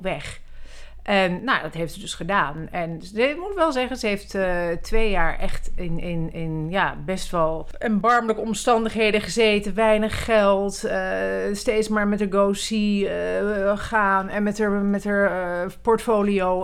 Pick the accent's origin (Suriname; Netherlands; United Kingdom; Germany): Netherlands; Amsterdam, North Holland; also born or lived in Zurich / Milan / Paris; ik ben geboren in Zurich. Toen zijn we naar Milaan gegaan en uiteindelijk naar Parijs. En toen ik een jaar of zeven was, kwam ik hier in eh, Amsterdam.